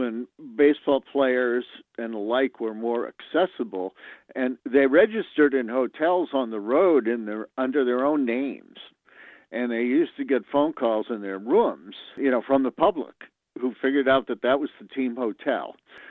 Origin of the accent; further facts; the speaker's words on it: Boston, Massachusetts, United States; I grew up in Boston